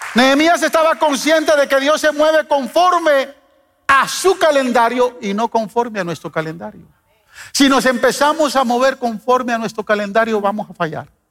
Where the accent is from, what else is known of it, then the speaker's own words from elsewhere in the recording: Guatemala; moved away as an adult; He vivido más tiempo acá que en mi país, vine a los 18 años, o sea, casi ya doblegué el tiempo de vivir en este país que, vivir, en, que vivir en Guatemala, pero eh, Chapinlandia está en mi corazón